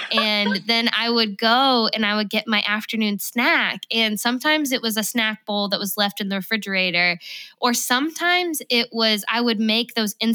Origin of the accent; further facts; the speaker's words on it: Oklahoma, United States; also born or lived in Georgia; yeah, we grew up in Oklahoma.